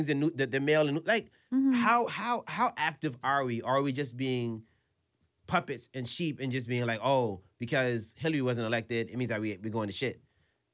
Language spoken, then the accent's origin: English; United States; I'm an American, I'm a citizen